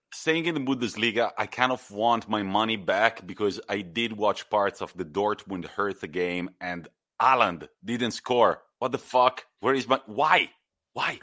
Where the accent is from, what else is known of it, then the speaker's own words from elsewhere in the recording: Italy; my home country